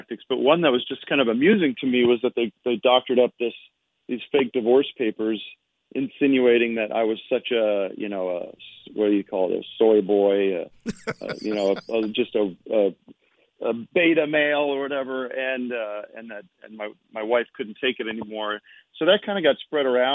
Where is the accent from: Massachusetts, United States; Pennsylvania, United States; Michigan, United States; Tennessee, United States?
Pennsylvania, United States; Allentown; moved away as an adult; now in California, United States; I'm from back east. I'm from Allentown, Pennsylvania